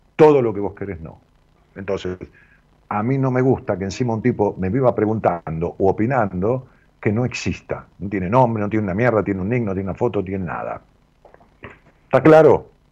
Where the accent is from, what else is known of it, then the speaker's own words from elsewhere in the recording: Ramos Mejía, Buenos Aires Province, Argentina; also born or lived in Haedo; me llevaron a Ramón Mejía y viví ahí toda mi vida